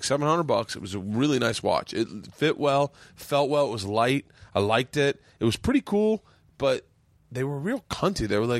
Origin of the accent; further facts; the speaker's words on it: Florida, United States; I grew up in Florida.